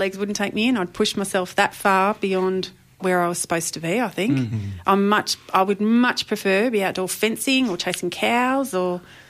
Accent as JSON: {"language": "English", "town": "Tecoma", "region": "Victoria", "country": "Australia", "tie": "born or raised there", "also_born_or_lived": "Mentone, Victoria / Mordialloc, Victoria", "said": "I moved back to where I grew up in Tacoma, which is down in the Dandenong Ranges, near Puffing Billy"}